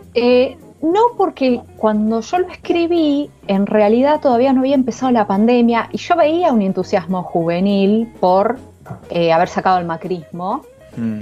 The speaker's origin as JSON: {"language": "Spanish", "town": "Viedma", "region": "Río Negro", "country": "Argentina", "tie": "born or raised there", "said": "yo soy de Vietnam, de Río Negro"}